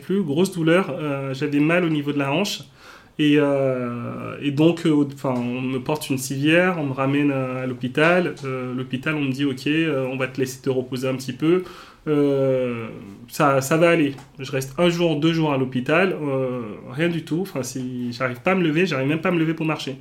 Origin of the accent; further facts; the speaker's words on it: Cotonou, Littoral, Benin; also born or lived in Auxerre, France; now in Paris, France; je suis né au Bénin. Donc, le Bénin, pour ceux qui qui connaissent pas, c'est un petit pays en Afrique de l'Ouest